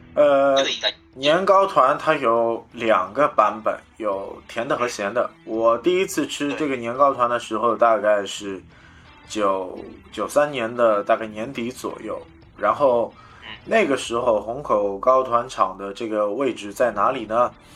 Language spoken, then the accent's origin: Chinese; Shanghai, China; 我们上海人